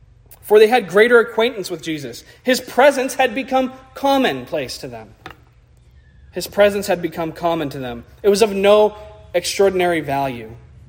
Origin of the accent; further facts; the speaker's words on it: United States; as American Christians